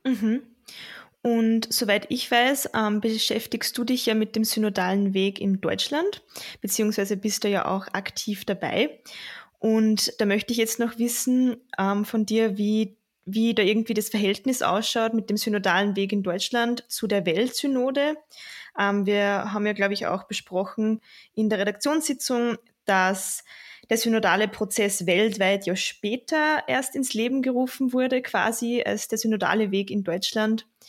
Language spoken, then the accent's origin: German; Linz, Upper Austria, Austria; ich komme aus Linz, ich studiere Kulturwissenschaften und arbeite nebenbei in der Diözese in Linz